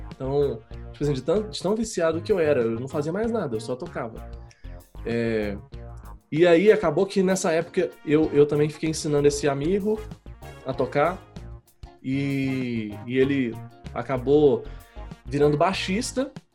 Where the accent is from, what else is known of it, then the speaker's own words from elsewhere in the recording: Belo Horizonte, Minas Gerais, Brazil; eu nasci em Belo Horizonte